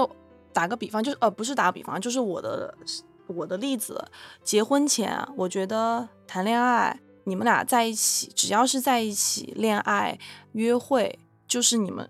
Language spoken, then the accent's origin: Chinese; China; moved away as an adult; now in United States; 他本人是来自波兰，然后我来自中国，然后我们都是大概十九二十岁去的美国，然后一起在美国扎根生活下来